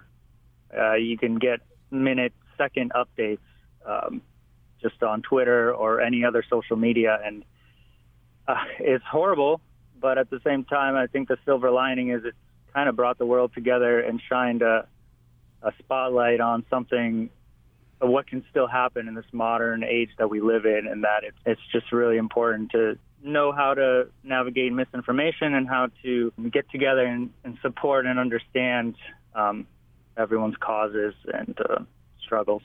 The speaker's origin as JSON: {"language": "English", "region": "Alaska", "country": "United States", "tie": "born or raised there", "also_born_or_lived": "Ukraine / Honokaa, Hawaii", "moved": "as an adult", "lives_now": "Hilo, United States", "said": "we actually immigrated to Alaska first, and so the first 14 years I grew up in Alaska"}